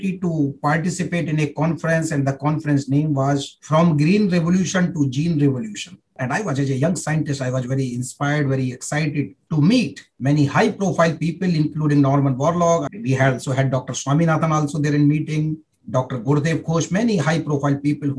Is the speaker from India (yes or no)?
yes; India; moved away as an adult; also born or lived in Germany; I'm coming from India